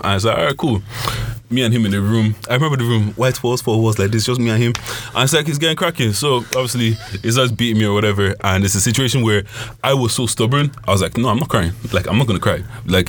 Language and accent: English; London, United Kingdom; first language Yoruba; English is a second language; also born or lived in Nigeria; we moved from Nigeria, we moved to London, so we're in school, and I was in school in London for everything.